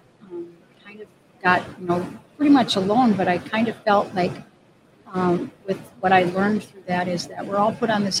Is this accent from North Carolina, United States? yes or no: no; Faribault, Minnesota, United States; moved away as an adult; now in Hudson, United States; I grew up in Minnesota